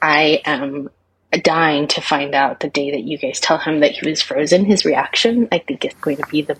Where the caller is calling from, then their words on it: Pacific Northwest, United States; I'm calling from the Pacific Northwest.